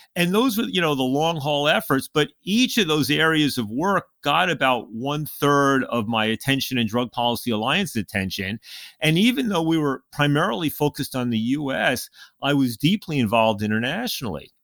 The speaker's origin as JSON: {"language": "English", "region": "New York City suburbs", "country": "United States", "tie": "born or raised there", "also_born_or_lived": "Montreal, Canada", "said": "I was born in New York City and I grew up in the suburbs"}